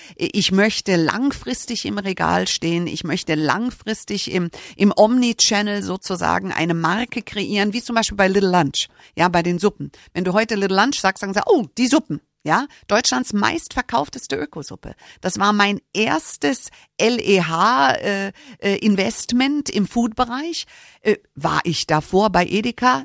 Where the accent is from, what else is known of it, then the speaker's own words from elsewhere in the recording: United States; moved away; Ich bin Amerikanerin